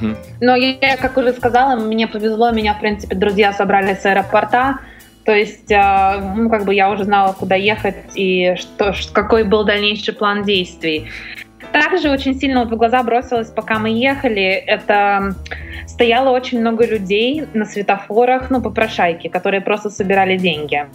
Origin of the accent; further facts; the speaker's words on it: Russia; now in Los Angeles, United States; я из России, но я живу в Америке